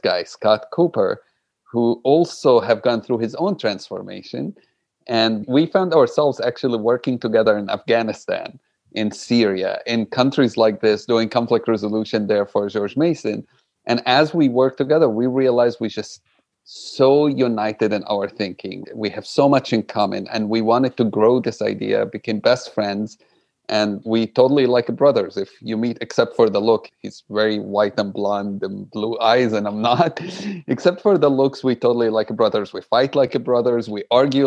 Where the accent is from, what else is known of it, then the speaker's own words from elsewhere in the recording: Jerusalem, Palestine; English is a second language; I grew up in Jerusalem, like you said, no passport, no citizenship